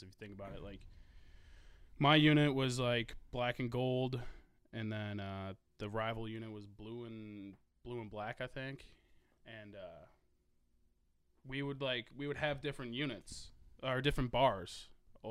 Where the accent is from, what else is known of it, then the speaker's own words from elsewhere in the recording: Evergreen Park, Illinois, United States; I'm from, like, Evergreen Park